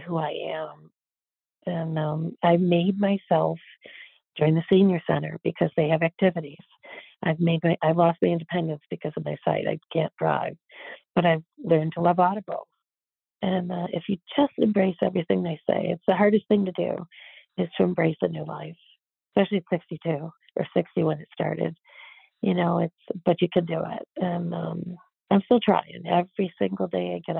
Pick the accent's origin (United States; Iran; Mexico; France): United States; Buffalo, New York; I'm from the Buffalo, New York area